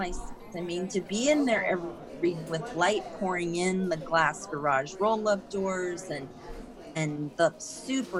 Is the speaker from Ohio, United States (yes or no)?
no; Sebastopol, California, United States; I grew up in Sebastopol, spent my whole life in Sonoma County.